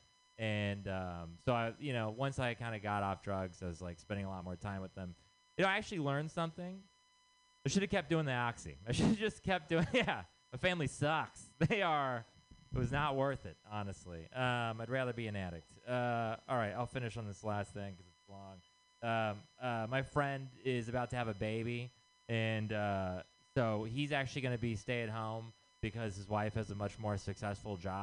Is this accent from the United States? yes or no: yes; Texas, United States; moved away; I'm from Texas